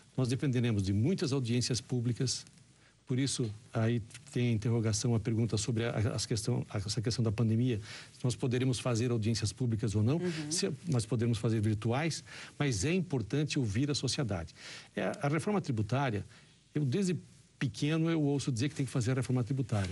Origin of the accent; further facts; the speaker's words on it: Rondônia, Brazil; now in Brasília, Brazil; eu sou de Rondônia